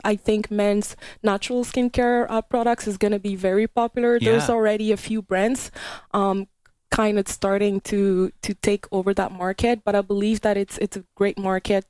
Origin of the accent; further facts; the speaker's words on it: Montreal, Quebec, Canada; moved away as an adult; now in Vancouver, Canada; I grew up in Montreal. I'm from back east